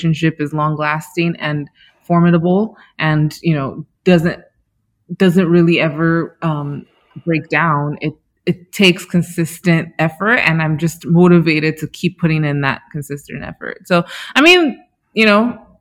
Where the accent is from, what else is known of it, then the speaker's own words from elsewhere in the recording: Nigeria; being a Nigerian woman, an African woman